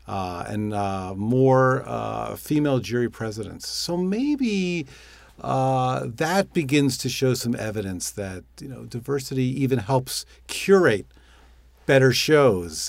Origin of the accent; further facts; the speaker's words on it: New York, United States; I'm a New Yorker